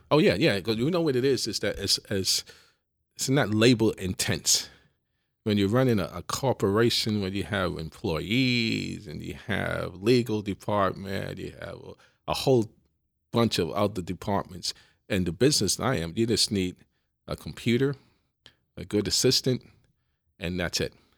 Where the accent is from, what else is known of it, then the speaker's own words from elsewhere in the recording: New York City, New York, United States; I, I grew up in the Bronx